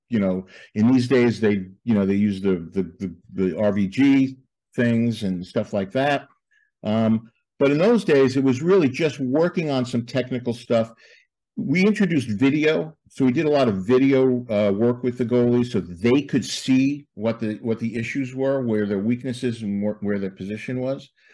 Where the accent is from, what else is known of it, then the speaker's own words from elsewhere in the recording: Levittown, New York, United States; I grew up in Levittown, uh, New York, Levittown, Long Island